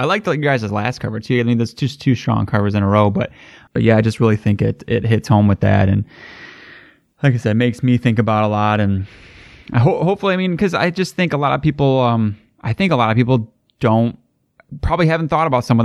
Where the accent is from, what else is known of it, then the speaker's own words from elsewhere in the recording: United States; as an American